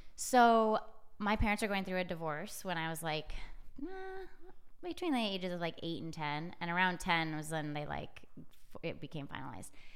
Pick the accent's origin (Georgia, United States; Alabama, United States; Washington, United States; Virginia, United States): Washington, United States; Edmonds; moved away; I'm from the Seattle area, Edmonds, Washington